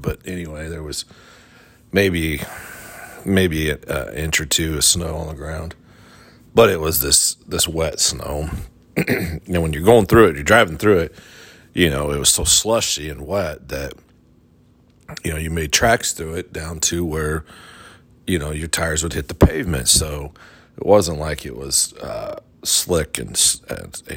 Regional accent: Midwest, United States; moved away; growing up in the Midwest

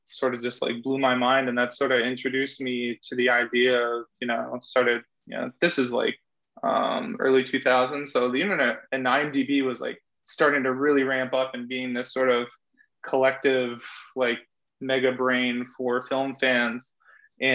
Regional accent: East Coast, United States; I'm from the East Coast

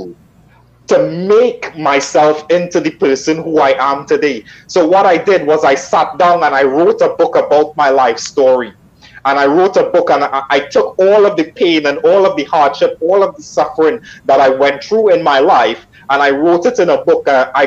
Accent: Trinidad & Tobago; moved away; I'm originally from Trinidad in the Caribbean

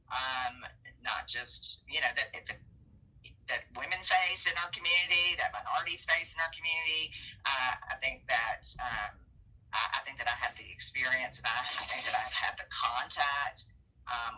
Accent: Augusta, Georgia, United States; now in Knoxville, United States; That's my hometown

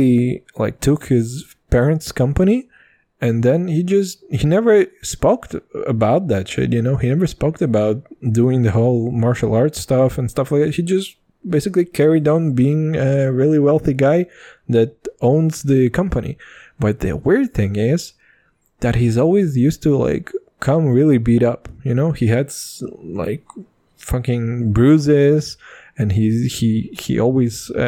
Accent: Kazakhstan; we're from Kazakhstan

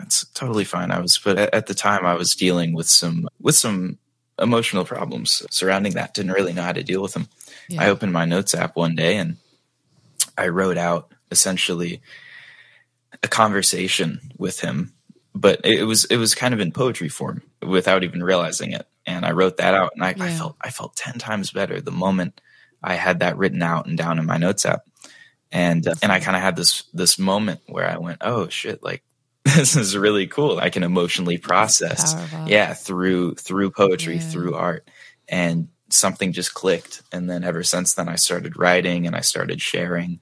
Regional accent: Dallas, Texas, United States; I am from Dallas, Texas in the United States, which I've lived here my entire life

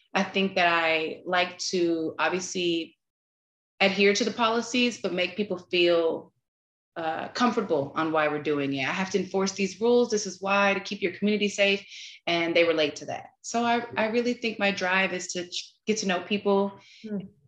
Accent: Texas, United States; also born or lived in California; I'm originally from California um, relocated to Texas when I was a kid.

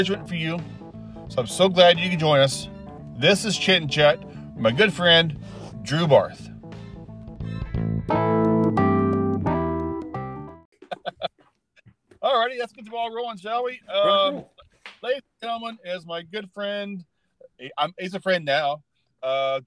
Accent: Arkansas, United States; I grew up in Arkansas

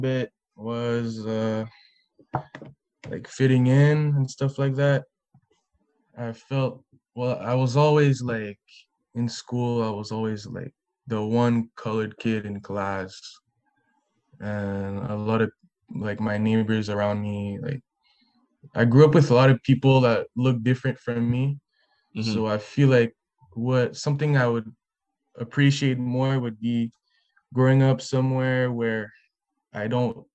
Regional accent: Ottawa, Ontario, Canada; I grew up in Ottawa

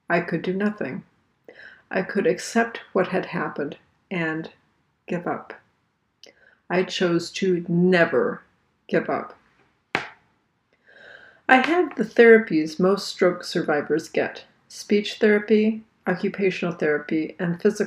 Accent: Virginia, United States; I am from Virginia

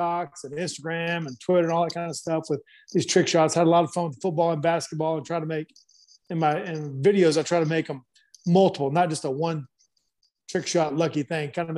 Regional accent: Black Mountain, North Carolina, United States; moved away as an adult; also born or lived in Tallahassee, Florida; now in Athens, Georgia, United States; I grew up in Black Mountain, North Carolina

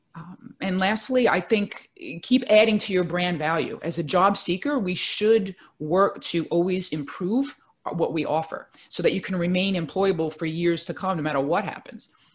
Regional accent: New York City, New York, United States; I'm a native New Yorker, born and raised in Brooklyn, New York

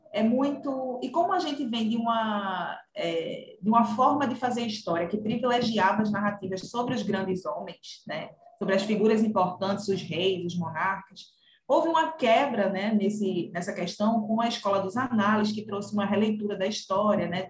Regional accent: Camaragibe, Pernambuco, Brazil; eu sou de, natural de Camaragibe, na região metropolitana do Recife

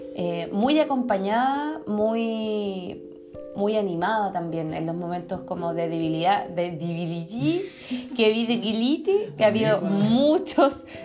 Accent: Chile; yo normalmente no me identifico como chilena

